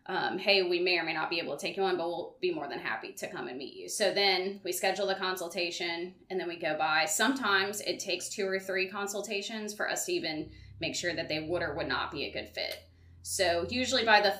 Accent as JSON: {"language": "English", "town": "Baton Rouge", "region": "Louisiana", "country": "United States", "tie": "born or raised there", "also_born_or_lived": "Lafayette, Louisiana", "said": "I'm from here. Born and raised."}